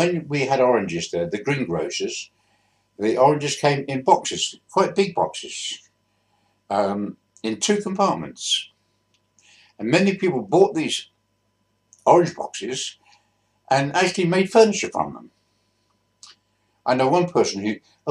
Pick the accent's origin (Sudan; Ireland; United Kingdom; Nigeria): United Kingdom; Bristol, South West England; also born or lived in Swindon; I grew up in Bristol. Born in Swindon in 1939, but after about a year, we moved to Bristol